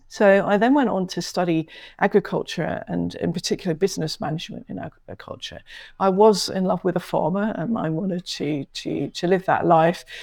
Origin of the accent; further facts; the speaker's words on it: London, United Kingdom; I grew up mainly in London, and while we travelled a lot, went to lots of different countries, etc.